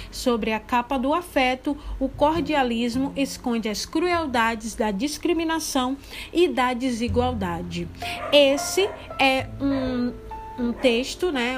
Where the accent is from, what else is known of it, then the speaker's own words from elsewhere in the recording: Candeias, Bahia, Brazil; moved away; lá em Candeias, né, que é a minha terra, né, e é onde minha mãe mora atualmente